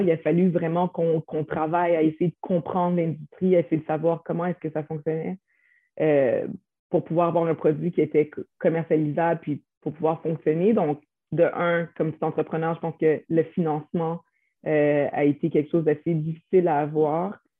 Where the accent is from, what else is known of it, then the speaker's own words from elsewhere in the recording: Quebec, Canada; on vient du Québec, on est né ici